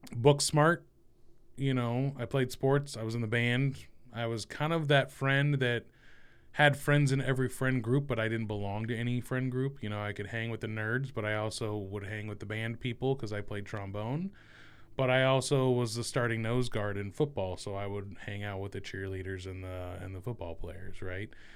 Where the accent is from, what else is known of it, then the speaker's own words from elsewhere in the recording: Central Valley of California, United States; moved away as an adult; now in Columbus, United States; I was born and raised in the Central Valley of California